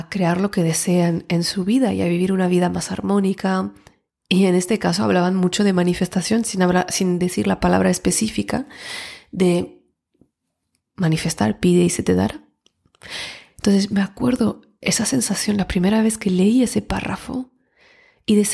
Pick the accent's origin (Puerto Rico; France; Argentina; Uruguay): France; also born or lived in Barcelona, Spain / Switzerland / Mexico; yo vengo de Francia, antes de Barcelona vivía, eh, he vivido un poco en Suiza y luego antes en México por temas de trabajo